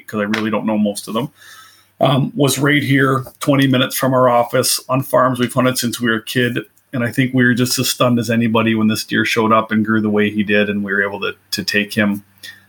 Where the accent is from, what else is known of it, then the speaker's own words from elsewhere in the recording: Canada; being from Canada